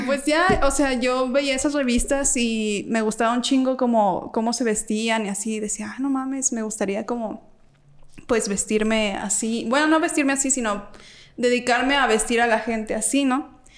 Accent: Guanajuato, Mexico; moved away; yo ni soy de aquí para mm. empezar, soy de Guanajuato

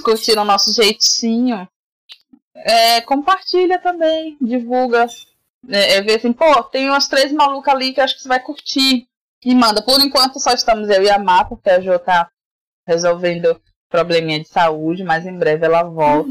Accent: Salvador, Bahia, Brazil; eu fui criada num bairro periférico de Salvador. Para quem não percebeu, eu sou baiana, né? Moro em Salvador, na Bahia.

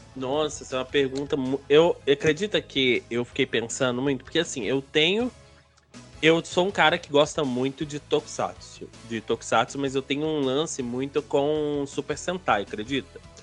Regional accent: Belo Horizonte, Minas Gerais, Brazil; also born or lived in Igarapé; eu sou natural de Belo Horizonte

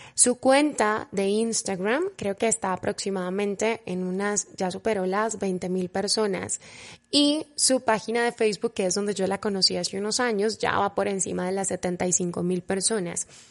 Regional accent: Cali, Valle del Cauca, Colombia; moved away as an adult; now in Mexico; mi ciudad natal, Cali, Colombia

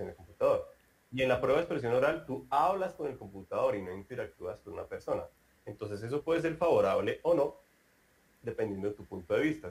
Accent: Colombia; now in Brazil; un colombiano, que soy yo

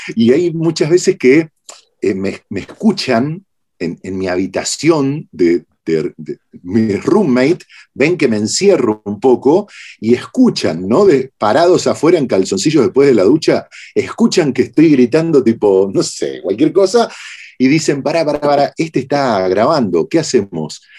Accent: Argentina

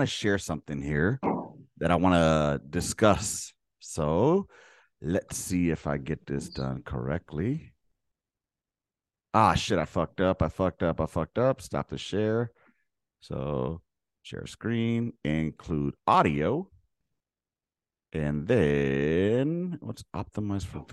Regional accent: Los Angeles, California, United States; I grew up in South Central Los Angeles in the fucking 80s and 90s

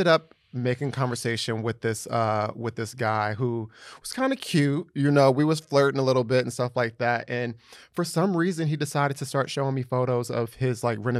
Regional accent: New Jersey, United States; Or like, when I say I'm from New Jersey, they're like, oh, Jersey.

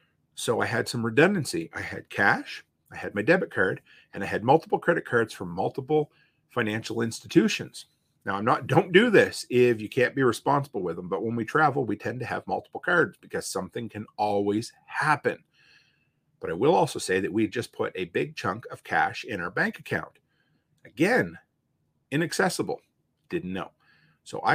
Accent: Provost, Alberta, Canada; moved away; my hometown, to Provost

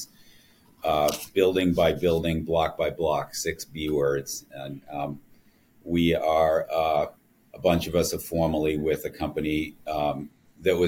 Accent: Boston, Massachusetts, United States; moved away as an adult; now in New York, United States; my hometown in Boston

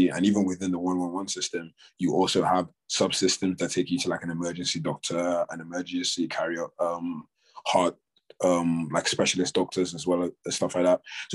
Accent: Nigeria; now in United Kingdom; growing up in Nigeria

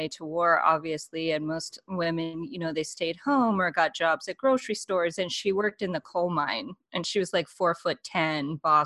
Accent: Laramie, Wyoming, United States; I'm from Laramie, Wyoming. It's a small town.

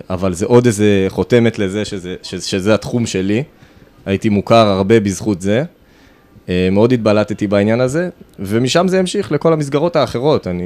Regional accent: Kfar Saba, Central District, Israel; אז אה, אני גדלתי פה, בכפר סבא.

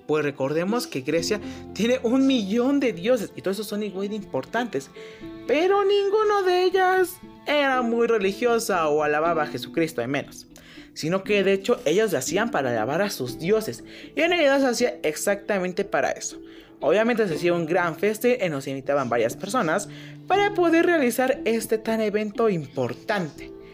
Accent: Mexico; somos mexicanos, somos latinos

